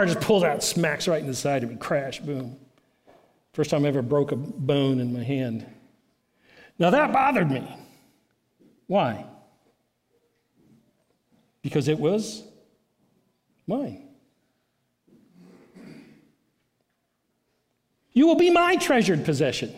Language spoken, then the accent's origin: English; South Carolina, United States; I'm come from South Carolina